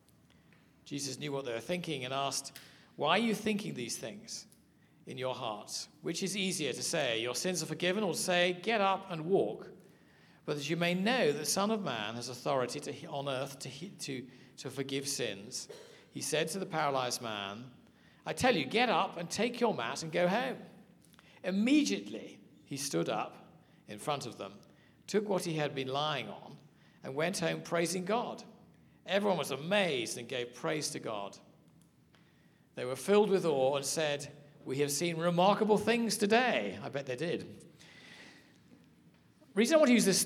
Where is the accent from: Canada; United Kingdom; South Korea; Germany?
United Kingdom; accent: English; also born or lived in South Africa; I'm from Britain